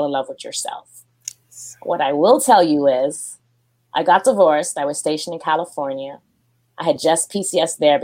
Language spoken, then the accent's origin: English; Jamaica; moved away; also born or lived in Japan; I'm Jamaican